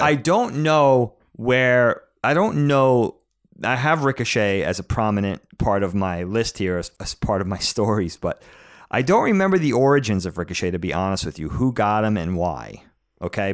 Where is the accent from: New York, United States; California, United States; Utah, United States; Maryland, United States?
New York, United States; Medford; also born or lived in Nassau County, New York; growing up in Medford on Long Island when we were little